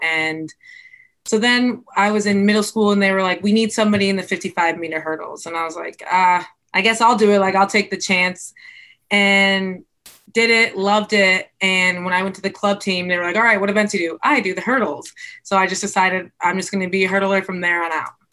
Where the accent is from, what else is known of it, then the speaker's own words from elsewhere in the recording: White Lake, Michigan, United States; I grew up in White Lake, Michigan